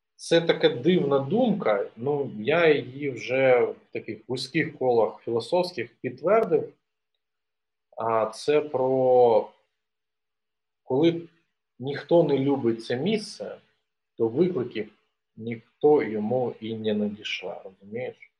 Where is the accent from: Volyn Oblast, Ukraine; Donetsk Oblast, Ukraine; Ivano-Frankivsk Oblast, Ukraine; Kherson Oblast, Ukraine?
Donetsk Oblast, Ukraine; moved away as an adult; now in Kyiv, Ukraine; Я народився на Донеччині, закінчив там школу. Приїхав до Києва